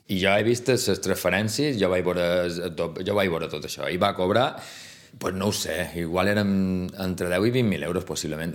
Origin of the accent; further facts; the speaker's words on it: Majorca, Balearic Islands, Spain; moved away as an adult; now in Vic, Spain; som mallorquí